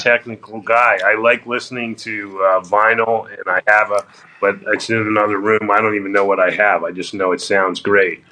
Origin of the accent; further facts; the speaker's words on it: Florida, United States; moved away; also born or lived in New York; I grew up in Florida and uh, went University of Florida